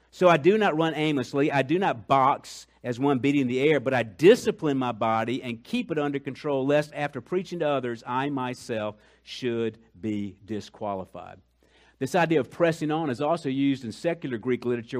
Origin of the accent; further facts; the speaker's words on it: Colombia; moved away; I'm from Colombia